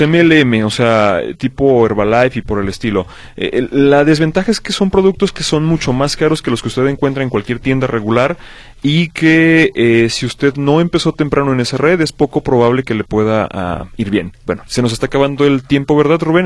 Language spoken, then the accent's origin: Spanish; Mexico; nosotros como mexicanos